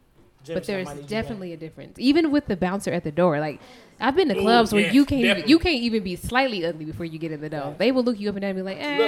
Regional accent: Las Vegas, Nevada, United States; I'm just going to say Vegas. I'm from Vegas.

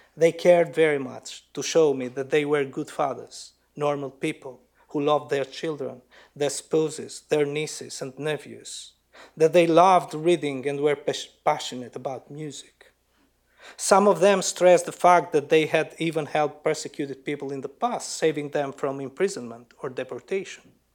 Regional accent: Lushnjë, Fier County, Albania; my hometown Lushnya and the villages around it

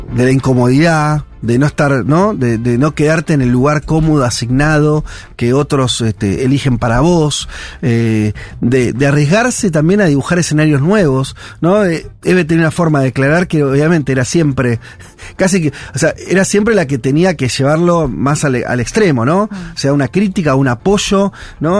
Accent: Argentina; como, argentinos

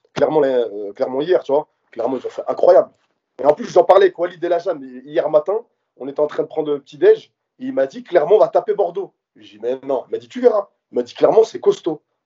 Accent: Morocco; je suis marocain

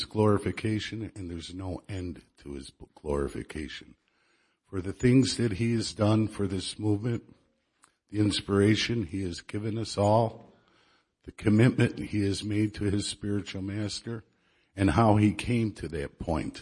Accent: Chicago, Illinois, United States; now in Dallas, United States; I'm from Chicago

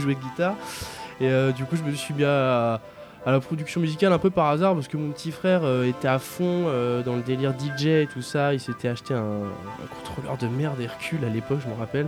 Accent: Aulnay-sous-Bois, Île-de-France, France; j'ai grandi à Aulnay

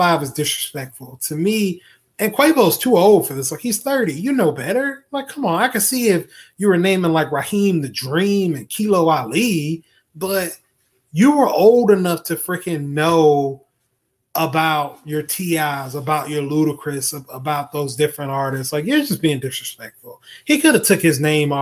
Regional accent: Florida, United States; I'm from Florida

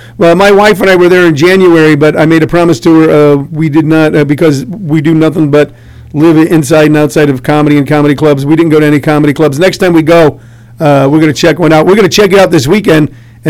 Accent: St. Louis, Missouri, United States; moved away as an adult; now in Los Angeles, United States; I grew up in North St. Louis where you could tell it was a bad neighbor because they were just chopping down all the trees.

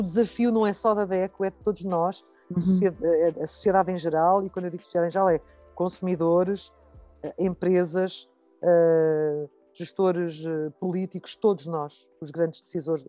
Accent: Lisbon, Portugal; eu sou de Lisboa

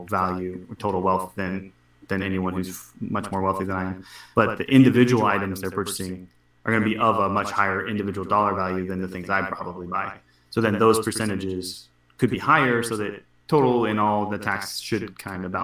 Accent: Washington, United States; I'm from Washington State

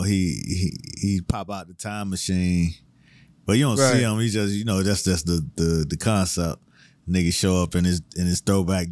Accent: Miami, Florida, United States; I'm from Miami

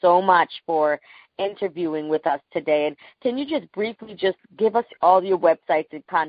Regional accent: Panama; I'm from Panama.

